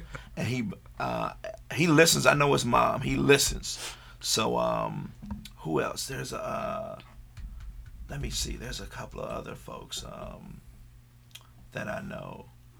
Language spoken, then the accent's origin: English; Atlanta, Georgia, United States; I'm from Atlanta.